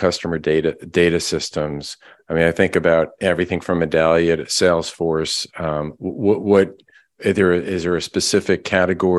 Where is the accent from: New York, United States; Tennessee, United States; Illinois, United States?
New York, United States; Long Island; I grew up on Long Island, so every corner we had a Greek restaurant